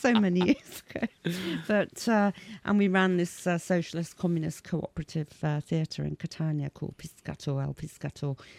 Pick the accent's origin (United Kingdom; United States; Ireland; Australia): United Kingdom; Leamington Spa, West Midlands; I was born in Leamington Spa.